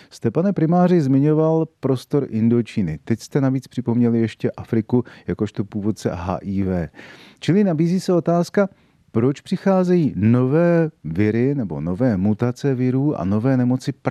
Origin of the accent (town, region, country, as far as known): Jindřichův Hradec, South Bohemian Region, Czechia; born or raised there; moved away as an adult; also born or lived in Prague; now in České Budějovice, Czechia